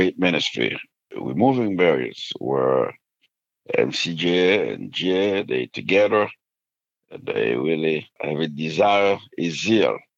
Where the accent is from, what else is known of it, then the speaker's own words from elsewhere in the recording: Haiti; moved away; I was born and raised in Haiti. Grew up in Haiti